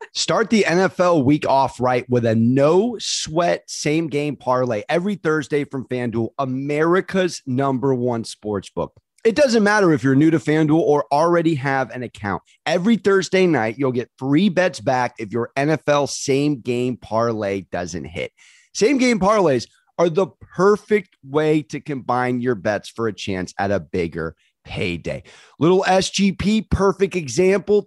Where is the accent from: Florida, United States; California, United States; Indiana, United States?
California, United States; San Diego; I'm a San Diego kid